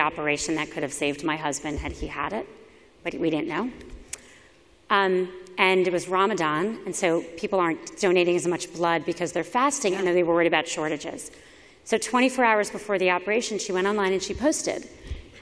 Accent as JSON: {"language": "English", "town": "Miami", "region": "Florida", "country": "United States", "tie": "born or raised there", "moved": "yes", "said": "I was a public school kid growing up in Miami"}